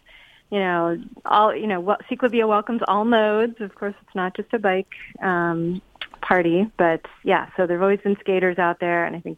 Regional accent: Los Angeles, California, United States; having grown up in the Valley

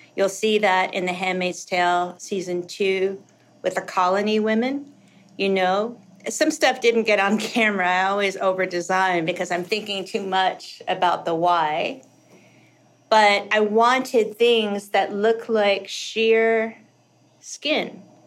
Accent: Kentucky, United States; moved away; also born or lived in South Dakota; I hated growing up in Kentucky

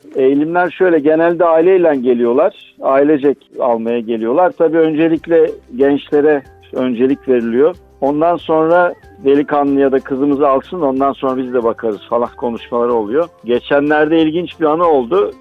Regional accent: Turkey; now in Istanbul, Turkey; ben burada yaşıyorum.

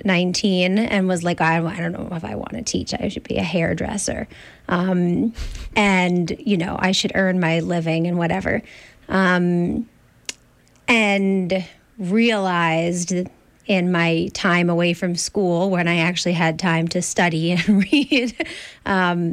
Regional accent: Ossining, New York, United States; I grew up outside of New York City in Ossining

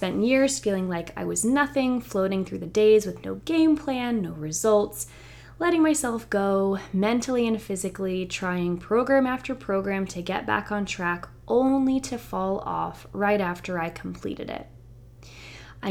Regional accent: the South, United States; Growing up in the South, it just reminds me of like grits

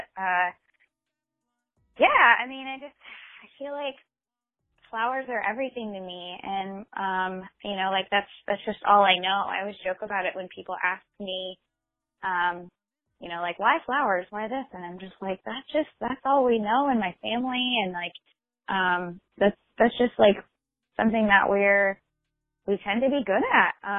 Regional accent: Michigan, United States; moved away; I'm originally from Michigan.

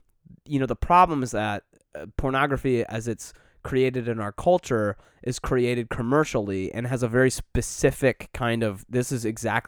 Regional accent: Scotland, United Kingdom; I'm Scottish.

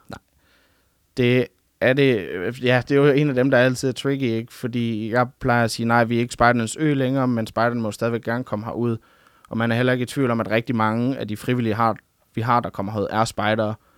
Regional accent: Funen, Southern Denmark, Denmark; moved away as an adult; now in Ungdomsøen, Denmark; jeg kommer oprindeligt fra Fyn af

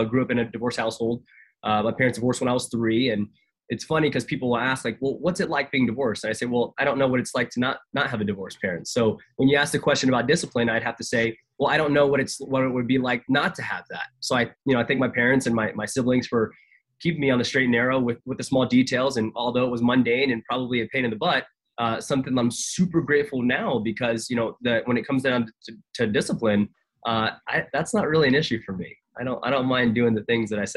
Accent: Tampa, Florida, United States; grew up in Tampa, Florida, man. I'm a military kid

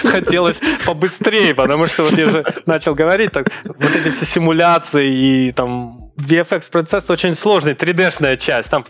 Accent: Uzbekistan; Ну, а, я, двух... я родом с Узбекистана.

